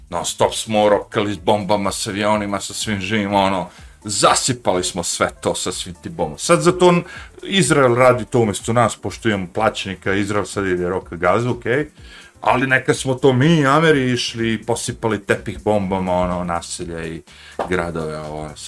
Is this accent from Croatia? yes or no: no; Smederevo, Podunavlje District, Serbia; moved away as an adult; also born or lived in New Jersey / New York; ona je bila kod nas, u Smedrevu neko vreme, nekoliko mjeseci